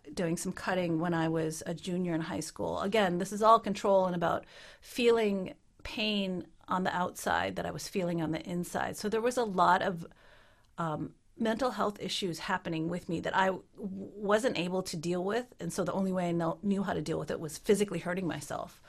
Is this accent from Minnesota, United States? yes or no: yes; Minnesota, United States; moved away as an adult; also born or lived in Utah; now in Ottawa, Canada; I grew up in Minnesota